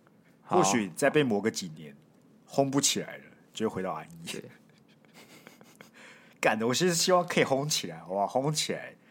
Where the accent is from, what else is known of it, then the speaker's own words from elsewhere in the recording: Kaohsiung, Taiwan; 我很常去买我们家高雄那个巷口的汕头意面，但他搬家了，所以我很难过。